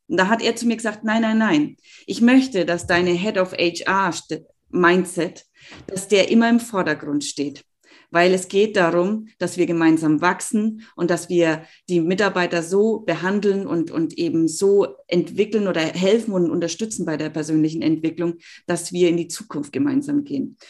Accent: Germany; bei uns in Deutschland

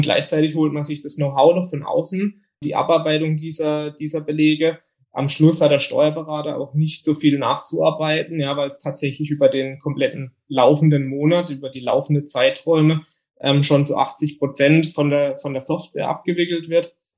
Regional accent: Bietigheim, Baden-Württemberg, Germany; komme aus dem Biedigheim nahe Karlsruhe

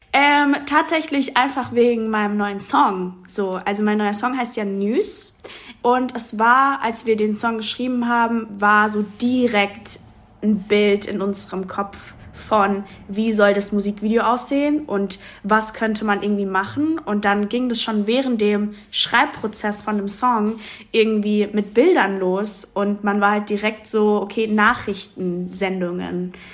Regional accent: Mannheim, Baden-Württemberg, Germany; ich bin in Mannheim auch groß geworden und aufgewachsen

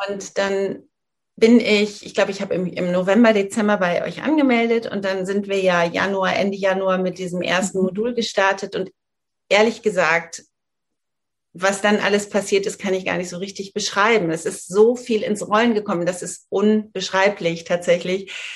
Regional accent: northern Hesse, Germany; moved away; in meiner Heimat, ich komme aus einer sehr ländlichen Region in Nordhessen

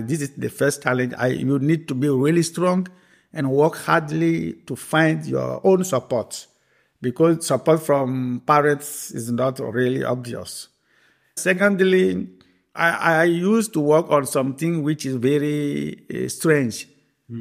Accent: Benin; also born or lived in Belgium; I born uh, the 3rd of May, uh, 1974, in Benin, Republic of Benin, located in West Africa. I did my primary school in Benin, the secondary school in Benin

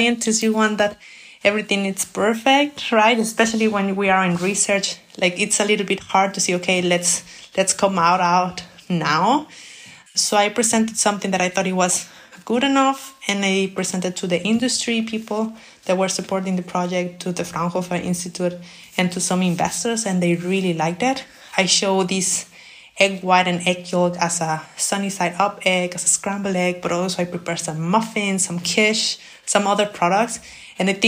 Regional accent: Mexico; moved away as an adult; now in Germany; I come from Mexico

